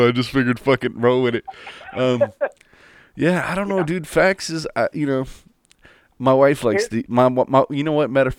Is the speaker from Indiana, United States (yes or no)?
no; Illinois, United States; good old Illinois.